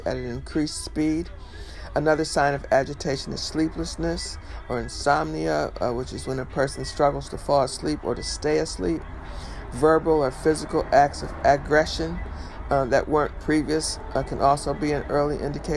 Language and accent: English; Detroit, Michigan, United States; his Detroit studio, known as Hitsville, USA, my hometown.